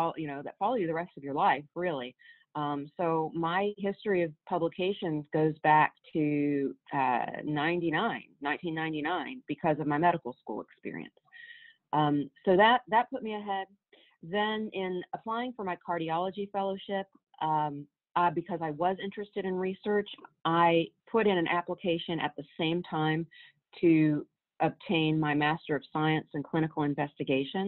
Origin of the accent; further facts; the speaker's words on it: Waverly, Tennessee, United States; I grew up in Waverly, Tennessee